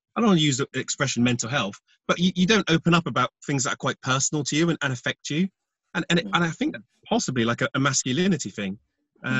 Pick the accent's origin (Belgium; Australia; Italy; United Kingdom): United Kingdom; being British